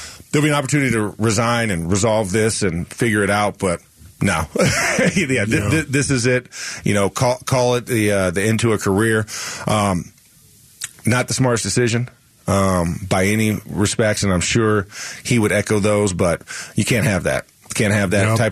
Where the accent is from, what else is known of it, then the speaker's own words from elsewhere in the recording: the South, United States; I'm from the South